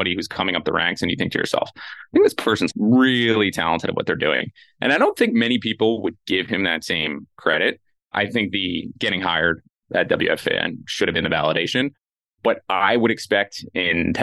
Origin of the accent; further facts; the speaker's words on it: New York area, United States; Growing up in the New York area